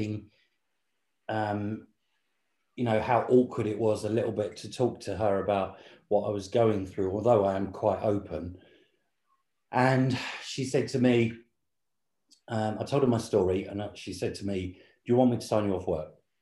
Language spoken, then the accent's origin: English; Southend-on-Sea, East of England, United Kingdom; moved away as an adult; now in London, United Kingdom; we grew up in Essex in England, which is on the southeast coast, Southend-on-Sea